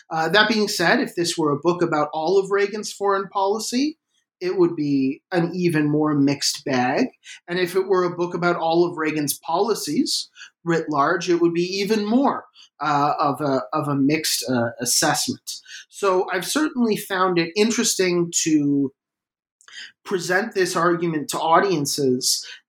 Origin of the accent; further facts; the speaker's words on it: Canada; which is that I'm Canadian.